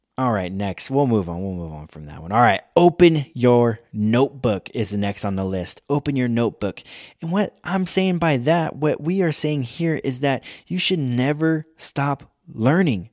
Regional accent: United States; we are American

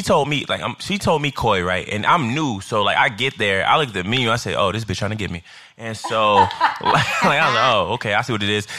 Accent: Chicago, Illinois, United States; now in New York, United States; I'm from Chicago, uh, Illinois, South Side

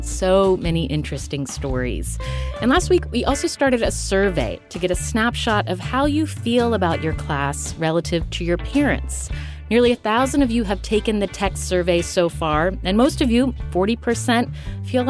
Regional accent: Charleston, West Virginia, United States; my hometown of Charleston, West Virginia

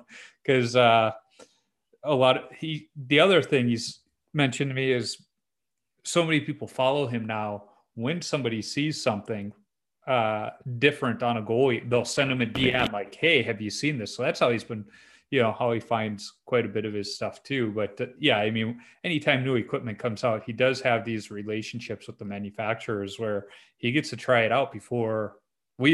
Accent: Chicago, Illinois, United States; growing up in Chicago

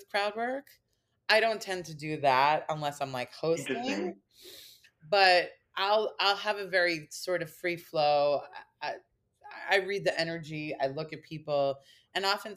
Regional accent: Long Island, New York, United States; Long Island and how I grew up

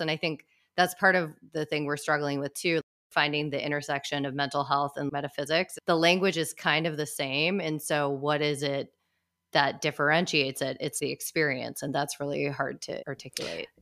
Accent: Midwest, United States; growing up in the Midwest

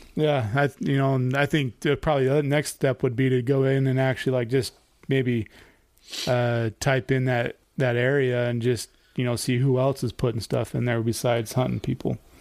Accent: Idaho, United States; growing up in Idaho, like me and Eric did

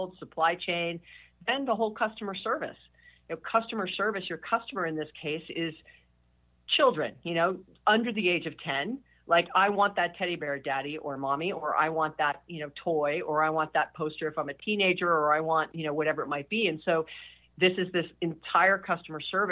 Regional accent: Hawaii, United States; I was born and raised in Hawaii

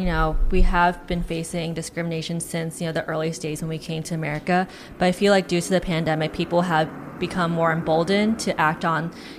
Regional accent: New Jersey, United States; growing up in New Jersey, I did grow up in predominantly like white and East Asian kind of neighborhood.

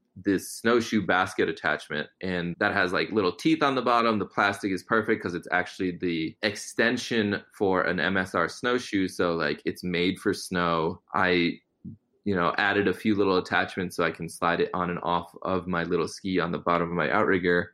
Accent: Connecticut, United States; also born or lived in Gujarat, India; mostly just saw folks with two legs and primarily white folks growing up in Connecticut

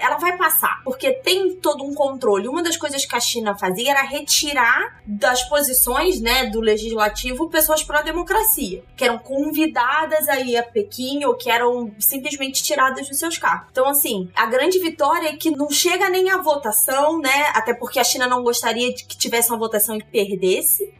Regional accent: Rio de Janeiro, Brazil; eu sou carioca

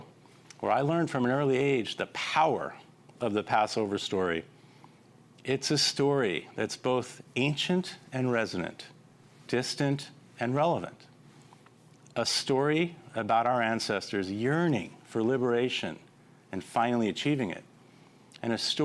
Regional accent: Los Angeles, California, United States; my hometown of Los Angeles

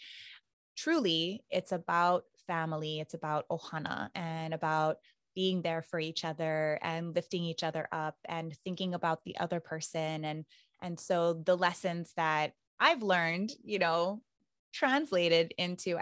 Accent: Big Island, Hawaii, United States; I'm from the Big Island. I went to public school my entire life

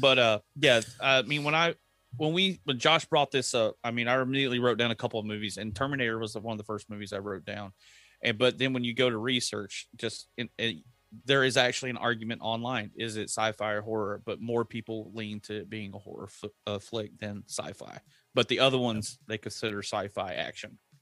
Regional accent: Texas, United States; I grew up in Texas. We know trucks

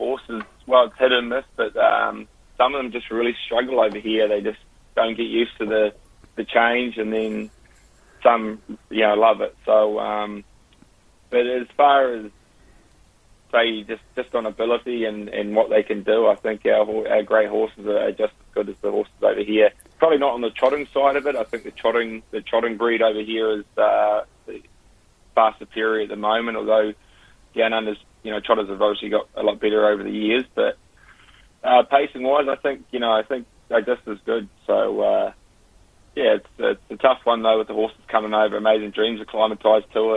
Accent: Christchurch, Canterbury, New Zealand; moved away as an adult; I'm from Christchurch and grew up with it

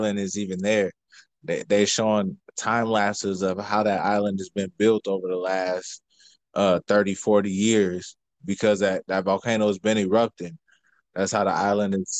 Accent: Chicago, Illinois, United States; now in Minnesota, United States; I'm from Chicago originally. I'm in Minnesota

